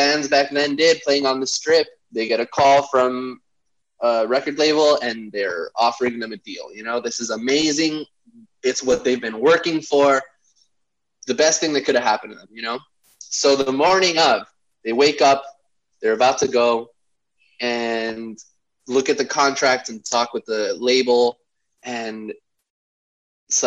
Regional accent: Bolivia; now in Los Angeles, United States; I'm from Bolivia in South America

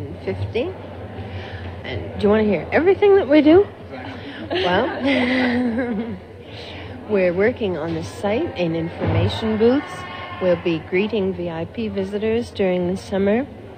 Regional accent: Winnipeg, Manitoba, Canada; now in Montreal, Canada; I was born in Winnipeg, but I'm living in Montreal now.

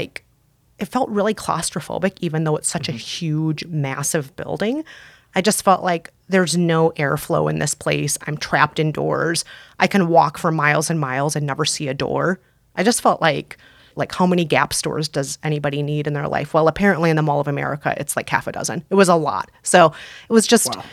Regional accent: Bloomington, Minnesota, United States; I grew up primarily in Bloomington, Minnesota

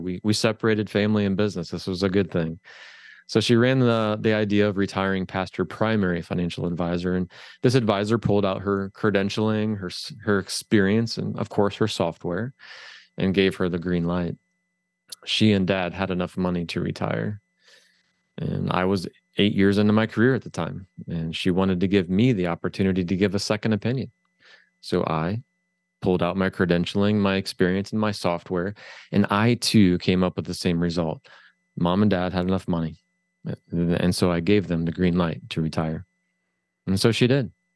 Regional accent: Findlay, Ohio, United States; I'm from Northwest Ohio, a little c, little town called Findlay

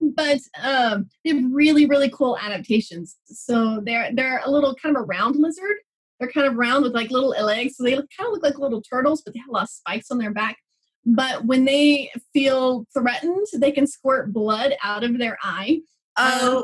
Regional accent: Texas, United States; moved away as an adult; also born or lived in New Mexico; now in Albuquerque, United States; I grew up in Texas. So we moved to New Mexico about five years ago.

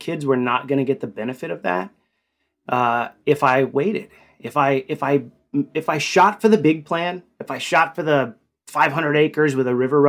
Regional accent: Fort Worth, Texas, United States; Which is my, it's in my home state, Texas.

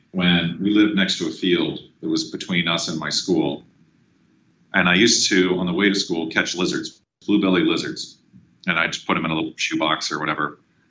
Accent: Sacramento, California, United States; also born or lived in Guam / New Hampshire / Alaska; I was born in Guam, and then we moved to New Hampshire, and then moved to Alaska, and then we came down to Sacramento halfway through grade school, so into fourth grade.

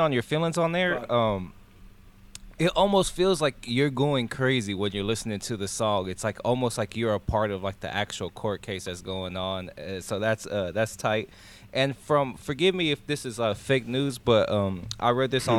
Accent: California, United States; I'm from the West Coast. I'm from Cali

